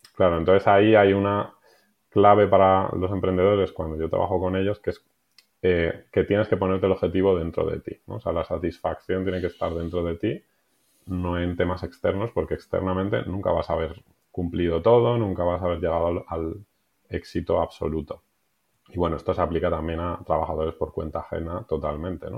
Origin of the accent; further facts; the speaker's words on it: Madrid, Community of Madrid, Spain; moved away as an adult; now in Benasque Valley, Spain; Soy madrileño, aunque hace un tiempo me mudé y me fui a vivir al Pirineo